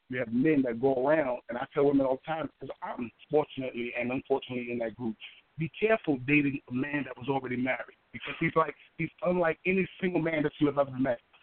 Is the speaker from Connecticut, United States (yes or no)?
no; New York City, New York, United States; now in Columbus, United States; I'm originally from Harlem, New York and uh, I live here in Columbus